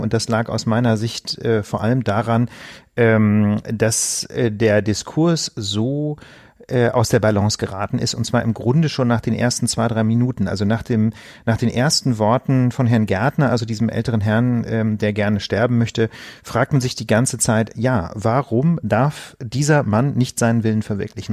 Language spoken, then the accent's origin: German; Osnabrück, Lower Saxony, Germany; in meiner Heimatstadt Osnabrück